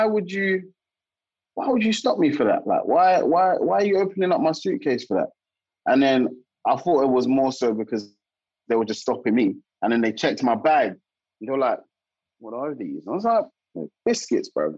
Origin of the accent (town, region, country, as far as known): South London, United Kingdom